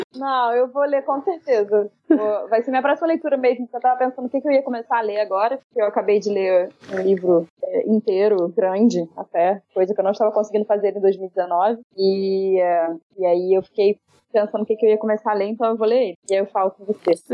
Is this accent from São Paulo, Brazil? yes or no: no; Miguel Pereira, Rio de Janeiro, Brazil; moved away as an adult; now in Rio de Janeiro, Brazil; Eu vivi em Miguel Pereira, minha cidade natal, durante 18 anos. E agora tem 15 anos que eu tô no Rio de Janeiro, na cidade do Rio.